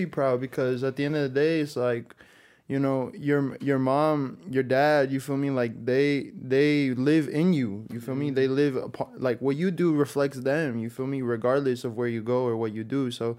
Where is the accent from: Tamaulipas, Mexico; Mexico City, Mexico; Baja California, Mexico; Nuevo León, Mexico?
Nuevo León, Mexico; Monterrey; now in Texas, United States; I'm from Monterrey, Mexico.